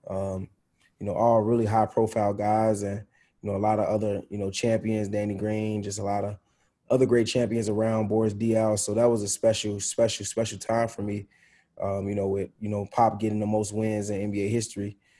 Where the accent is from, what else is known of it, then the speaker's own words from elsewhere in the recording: Chicago, Illinois, United States; now in Indiana, United States; growing up in Chicago